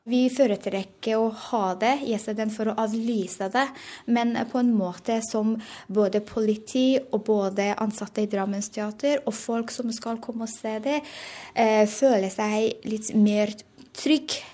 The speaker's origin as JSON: {"language": "Norwegian", "country": "Iran", "second_language": "Norwegian", "moved": "as an adult", "lives_now": "Norway"}